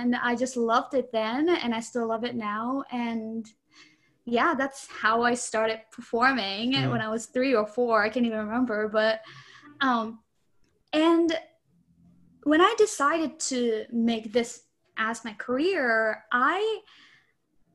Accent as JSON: {"language": "English", "country": "Japan", "tie": "born or raised there", "moved": "yes", "lives_now": "United States", "said": "I was born and raised in Japan"}